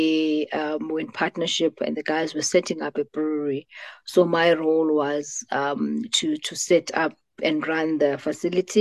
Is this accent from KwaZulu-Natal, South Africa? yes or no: no; Butterworth, Eastern Cape, South Africa; moved away as an adult; also born or lived in Johannesburg / Pretoria; I grew up in the Eastern Cape, so Ilalini, in a small town called Butterworth.